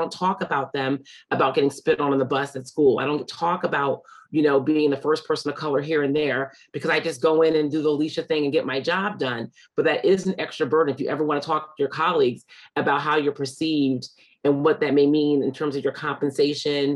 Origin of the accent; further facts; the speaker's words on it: Hamden, Connecticut, United States; at that time we grew up in Hamden